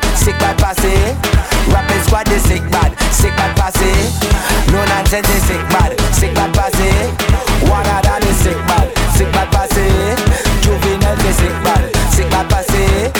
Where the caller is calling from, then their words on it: New York, United States; I'm calling from New York, man.